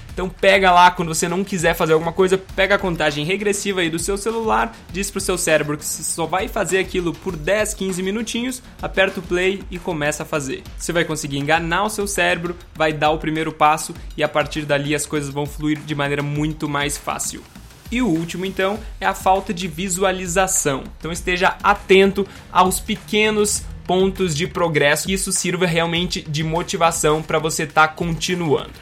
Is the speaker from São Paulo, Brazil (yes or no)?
no; Gaúcho, Rio Grande do Sul, Brazil; eu sou gaúcho